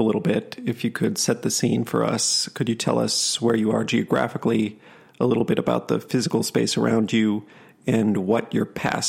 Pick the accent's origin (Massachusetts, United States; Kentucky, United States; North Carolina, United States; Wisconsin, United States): Wisconsin, United States; Oshkosh and McFarland; moved away; from outside Madison. I was born up in near Oshkosh, grew up first half in Oshkosh, second half in McFarland, Wisconsin.